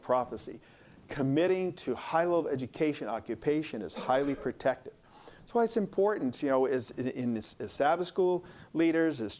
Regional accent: Hinsdale, Illinois, United States; I grew up in Hinsdale, Illinois, and we had two room school, 1 to 4, 5 to 8

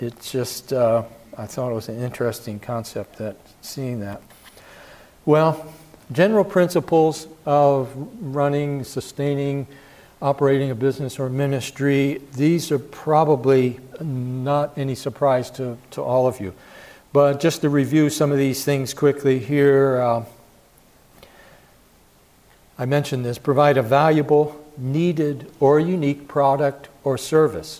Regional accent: Philadelphia, Pennsylvania, United States; I grew up in Philadelphia

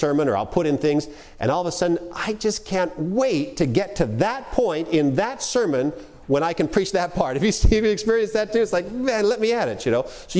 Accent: Canada; accent: Canadian; When I'm up in Canada, which is where I'm from, I'm Canadian. I don't know if you've picked it up at all. I tend to drop my Canadian accent when I'm up talking for the most part.

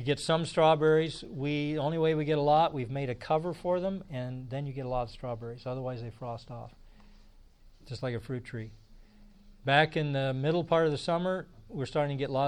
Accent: Indiana, United States; moved away; I grew up in Indiana

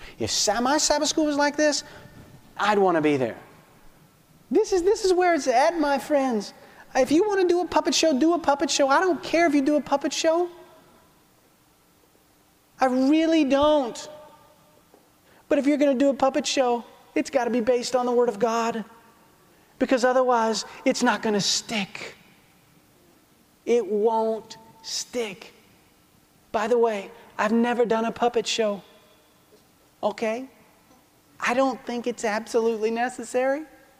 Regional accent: Alabama, United States; accent: Alabama; I'm from Alabama. It's a great accent.

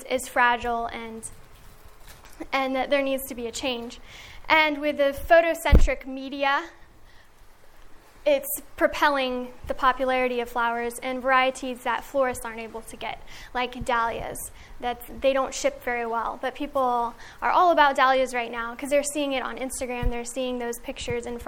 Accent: Middle Tennessee, United States; I grew up on Bountiful Blessings Farm in Middle Tennessee

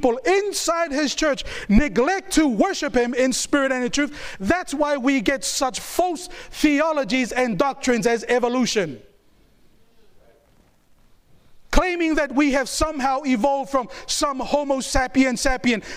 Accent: New Zealand; I was born and raised in New Zealand

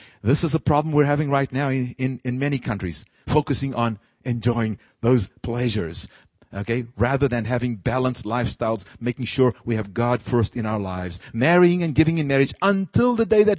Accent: South Africa; moved away; my own country. I'm from South Africa

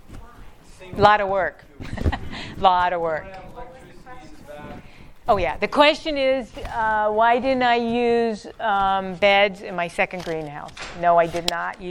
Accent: Denver, Colorado, United States; I grew up in Denver.

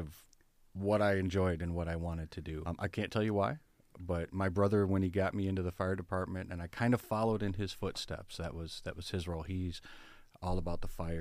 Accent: Berrien Springs, Michigan, United States; I was born and raised in Berrien Springs

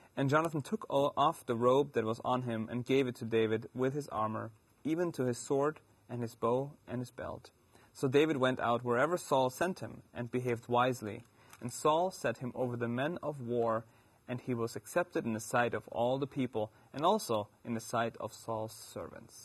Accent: Germany; accent: German; moved away

